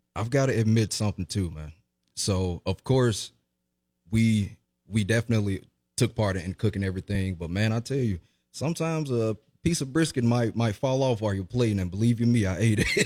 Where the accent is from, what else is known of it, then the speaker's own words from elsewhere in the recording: Jackson, Mississippi, United States; I was, um, born and raised in Jackson, Mississippi